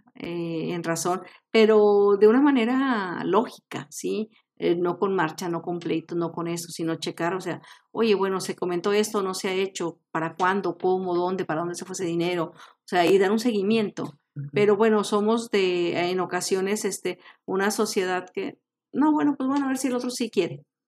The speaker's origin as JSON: {"language": "Spanish", "country": "Mexico", "said": "tenemos como mexicanos"}